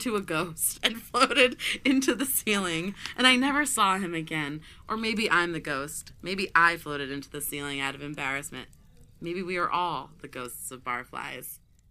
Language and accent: English; Seattle, Washington, United States; He knew I was originally from Seattle.